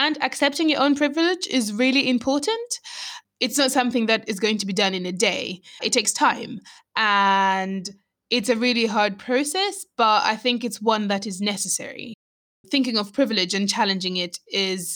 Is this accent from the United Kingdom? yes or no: no; Malawi; I'm Malawian.